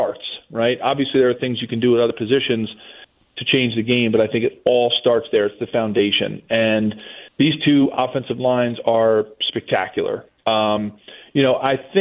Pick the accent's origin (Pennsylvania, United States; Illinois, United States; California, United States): Pennsylvania, United States; Philadelphia; accent: Philly; I live in Philly. I'm a Philly kid. Wow. I grew up here. I was born in South Philly